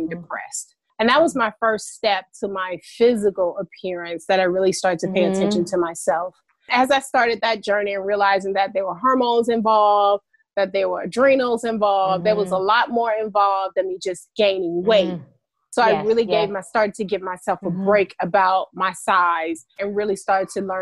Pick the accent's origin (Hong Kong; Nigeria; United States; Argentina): United States; Alabama; now in Atlanta, United States; I'm originally from Alabama, and I am a Southern girl at heart